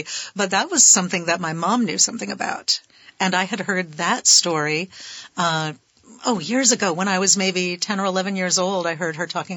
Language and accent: English; Burlington, Vermont, United States; We did live in other places, but I was born in Burlington. Mm-hmm. We came back. I grew up in the Old North End.